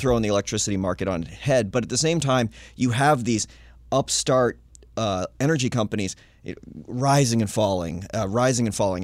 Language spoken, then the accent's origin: English; Littleton, New Hampshire, United States; my hometown. There's a little microbrewing hometown of Littleton, New Hampshire